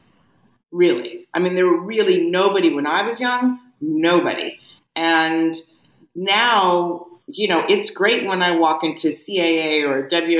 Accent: Beverly Hills, California, United States; I went through the Beverly Hills school system from 5 years old, all the way through Beverly High

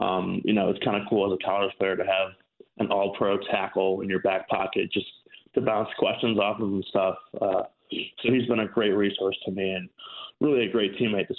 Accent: Chicago, Illinois, United States; So I've always been a Packers fan, despite growing up in Chicago.

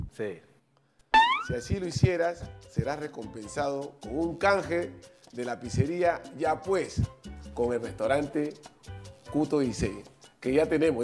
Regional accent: Chincha, Ica, Peru; somos paisanos, somos chinchanos

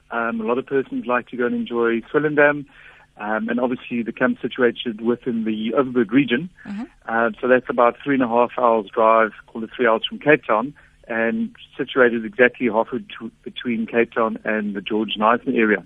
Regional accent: Botswana; I grew up a lot in Botswana and the West Coast. Always with the family, a lot of travel, a lot of sports tours and whatnot.

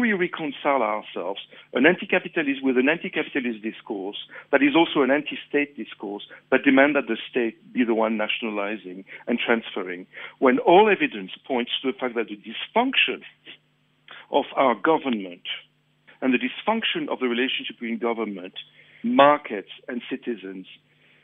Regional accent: Mauritius; now in South Africa; I'm from Mauritius.

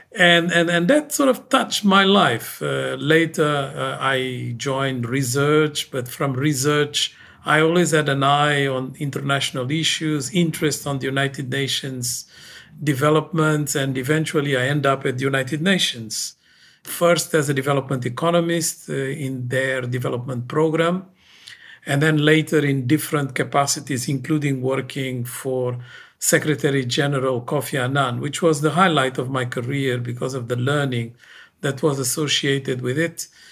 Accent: Guinea-Bissau; moved away; I come from Guinea-Bissau

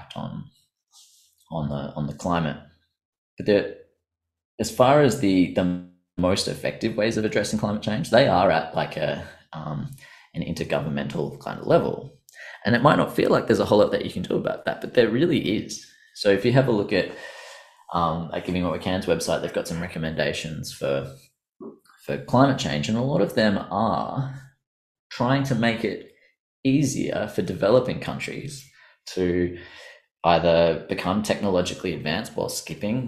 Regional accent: Australia; us Australians

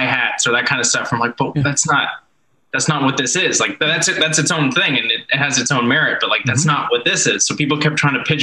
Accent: Canada; I'm from Canada

